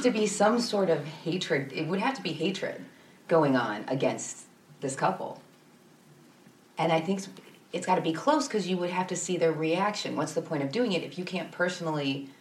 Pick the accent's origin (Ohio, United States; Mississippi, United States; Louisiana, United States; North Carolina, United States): Ohio, United States; Lorain County; I grew up in Lorain County